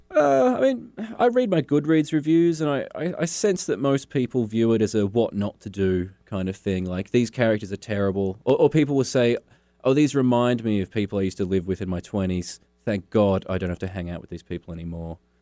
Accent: Launceston, Tasmania, Australia; also born or lived in Hobart, Tasmania; I grew up in Launceston.

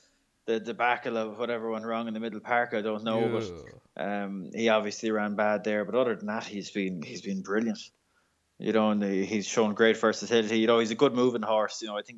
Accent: Ireland; We're just nice people in Ireland.

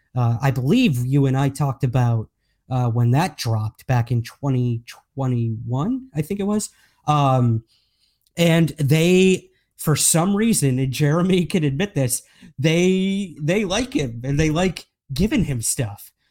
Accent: United States; accent: American; moved away as an adult; now in Scotland, United Kingdom; as you can tell by my accent, I am American. However, I do live in the U K now.

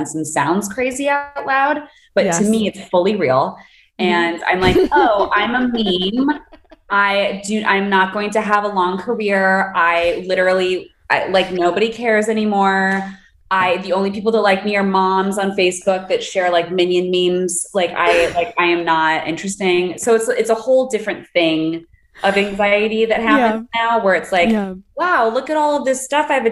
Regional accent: Los Angeles, California, United States; I grew up

